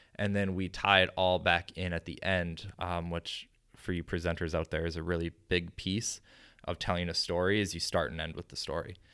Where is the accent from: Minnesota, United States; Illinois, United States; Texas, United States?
Minnesota, United States; Chaska; my hometown then, you know, grabs it, and Chaska Herald does an article on it